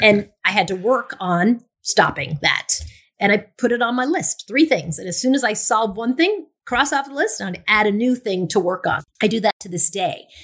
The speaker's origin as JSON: {"language": "English", "area": "Long Island", "region": "New York", "country": "United States", "tie": "born or raised there", "accent": "Long Island", "moved": "yes", "said": "I grew up in Long Island, so I had a Long Island accent"}